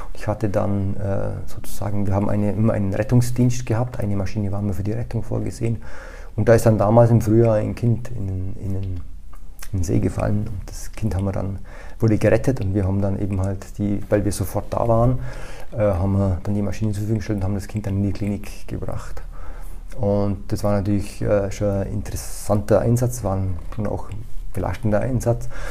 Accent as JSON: {"language": "German", "area": "Allgäu", "region": "Bavaria", "country": "Germany", "also_born_or_lived": "Austria", "moved": "yes", "said": "ich bin Deutscher, also in der Region Allgäu"}